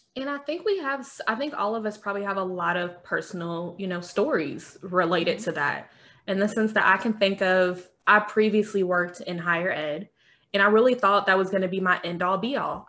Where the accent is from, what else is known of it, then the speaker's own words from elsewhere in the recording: Kentucky, United States; I'm from Kentucky